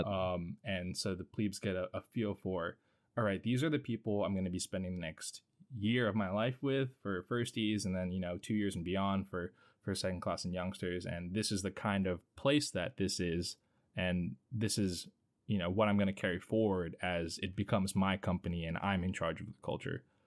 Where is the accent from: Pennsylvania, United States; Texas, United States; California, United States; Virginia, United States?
Virginia, United States; Hampton Roads area of; I'm from the Hampton Roads area of Virginia, so uh, not a stranger to Navy life